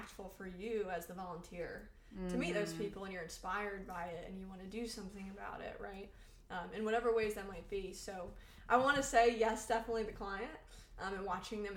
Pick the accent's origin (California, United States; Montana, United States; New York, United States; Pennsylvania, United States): New York, United States; moved away